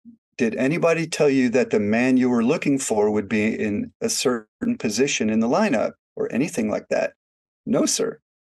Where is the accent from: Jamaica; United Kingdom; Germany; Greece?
Germany; born there; And so I was born in Germany during that time.